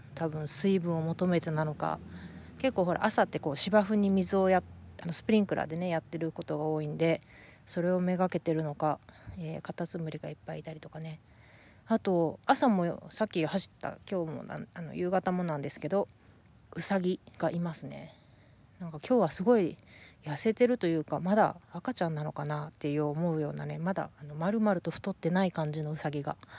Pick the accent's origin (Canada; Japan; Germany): Japan; first language Japanese; moved away as an adult; now in United States; 私の場合やっぱり大学まで日本で出ててうーんまあ一つはそのやっぱり日本語が母語であるっていうのが一つある